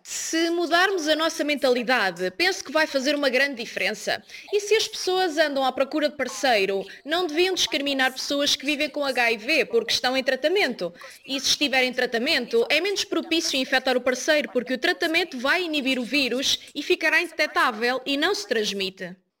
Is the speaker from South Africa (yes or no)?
yes; South Africa; Sou da África do Sul